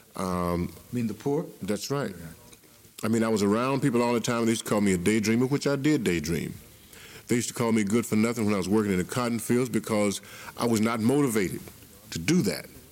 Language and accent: English; Memphis, Tennessee, United States; also born or lived in Covington, Tennessee; I grew up in Memphis